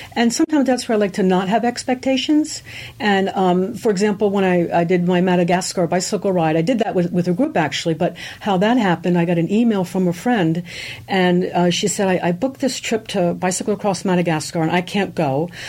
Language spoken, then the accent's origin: English; eastern shore of Maryland, United States; also born or lived in Germany; we grew up on the eastern shore of Maryland. We're actually immigrants from Germany, so I have a German heritage.